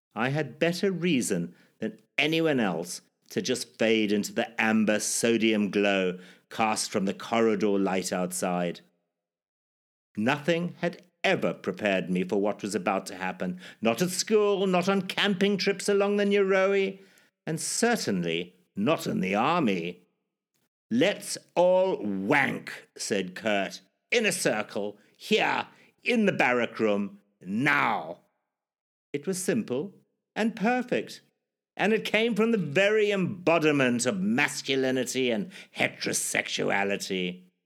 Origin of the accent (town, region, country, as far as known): Zimbabwe; born or raised there